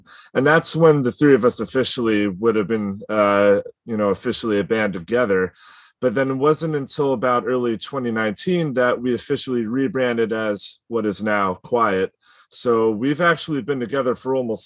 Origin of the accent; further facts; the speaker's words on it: New York, United States; I'm from New York